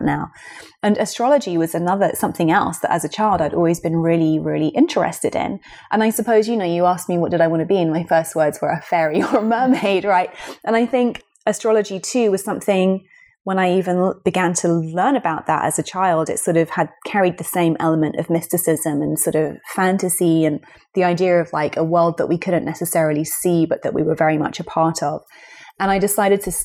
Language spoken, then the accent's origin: English; London, United Kingdom; here we are in London, and it's my hometown